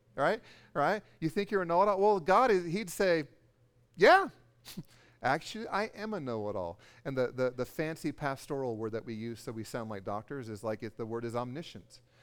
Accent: California, United States; I'm from California

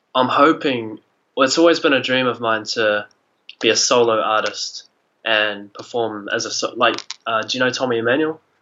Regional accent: Oamaru, Otago, New Zealand; I'm from Oamaru, um, okay. s- small town, kind of uh, 14,000 people, uh, just down in the South Island of New Zealand.

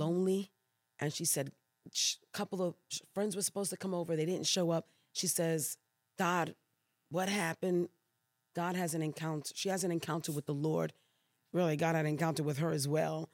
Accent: New York City, New York, United States; moved away as an adult; also born or lived in Puerto Rico / Brooklyn / Queens / Louisiana; now in Elk Grove, United States; born there, but raised in New York City

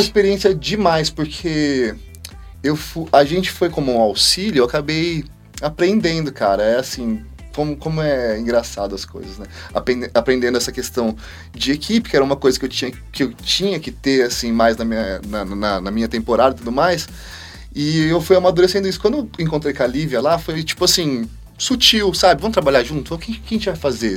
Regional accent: Parapuã, São Paulo, Brazil; quando eu era molequinho, 6, 7 anos de idade, eu sou da cidade de Parapuã, uma cidade que tem 10 mil habitantes

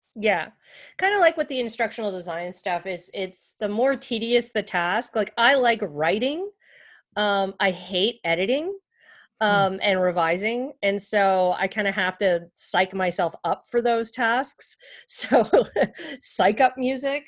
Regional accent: Canada; moved away; I'm also from Canada originally.

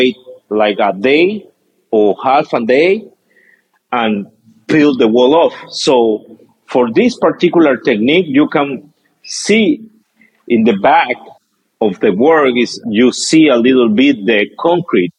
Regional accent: Peru; I'm so Peruvian

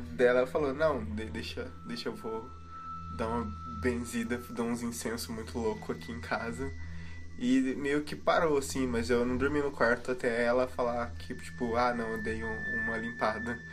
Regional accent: Passos, Minas Gerais, Brazil; now in Curitiba, Brazil; eu sou de Passos, mas minha, minha, cidade é mais. A minha família é mais interior ainda de Minas.

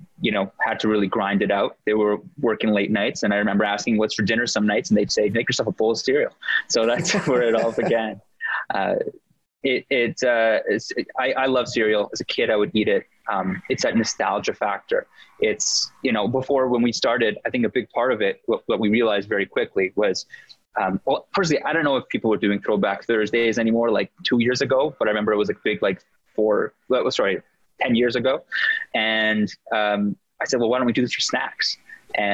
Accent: Toronto, Ontario, Canada; growing up in Canada, firstly, in Toronto

